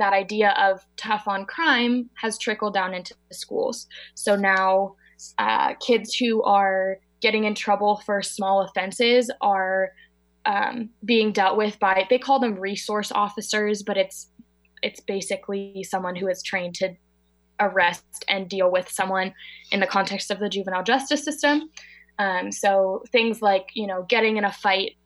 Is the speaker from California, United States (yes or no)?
yes; Marin County, California, United States; I'm from Marin County, in California. It's right outside of San Francisco, about 25 minutes.